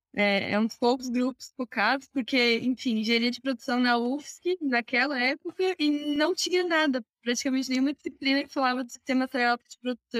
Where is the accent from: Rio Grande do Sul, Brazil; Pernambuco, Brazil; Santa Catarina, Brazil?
Santa Catarina, Brazil; Criciúma; also born or lived in Florianópolis; sou de Santa Catarina, Criciúma